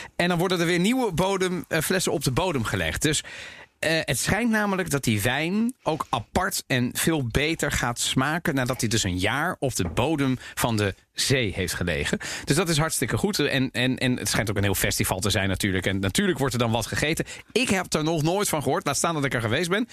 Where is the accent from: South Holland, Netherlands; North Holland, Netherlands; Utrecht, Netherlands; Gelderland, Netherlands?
South Holland, Netherlands; The Hague; ik ben in Den Haag opgegroeid